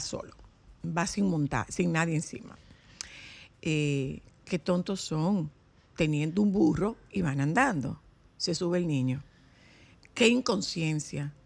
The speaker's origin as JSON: {"language": "Spanish", "country": "Dominican Republic", "said": "somos los dominicanos"}